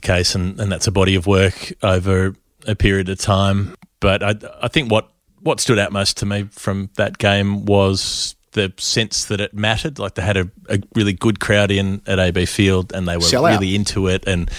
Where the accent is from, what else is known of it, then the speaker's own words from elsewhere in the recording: Queensland, Australia; As a Queenslander, I'm very proud